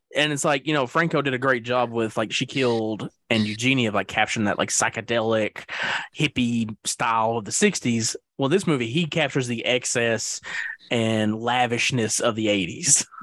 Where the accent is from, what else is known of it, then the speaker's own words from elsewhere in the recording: the South, United States; I'm a Southerner